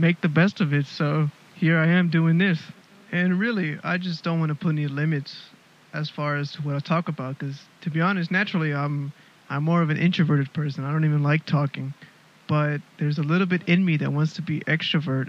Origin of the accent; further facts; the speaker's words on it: Houston, Texas, United States; moved away as an adult; now in Melbourne, Australia; I'm originally from Houston, Texas, born and raised. I'm living in Melbourne, Australia